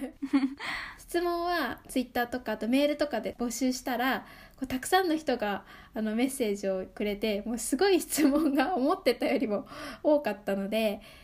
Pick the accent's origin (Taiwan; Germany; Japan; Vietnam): Japan; Saitama; 埼玉で生まれて埼玉で育って